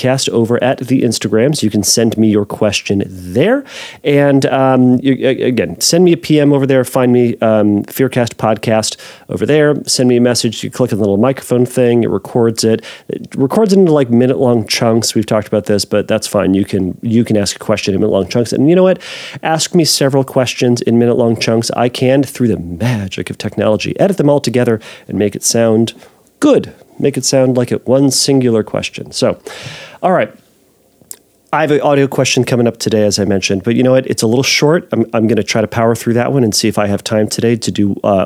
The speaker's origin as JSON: {"language": "English", "country": "United States", "said": "we're American, and I am one"}